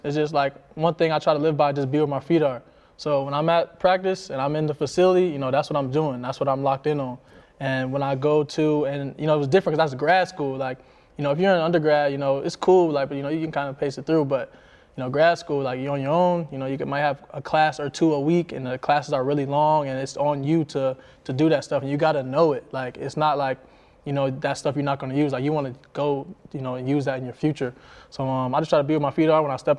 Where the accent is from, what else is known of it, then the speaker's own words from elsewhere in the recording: Buffalo, New York, United States; and when I came from Buffalo to Miami, so that was a huge difference for me.